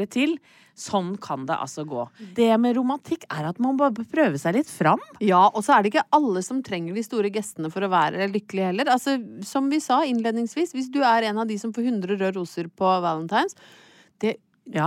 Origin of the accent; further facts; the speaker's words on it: Hedmarken, Innlandet, Norway; jeg er fra Hedmarken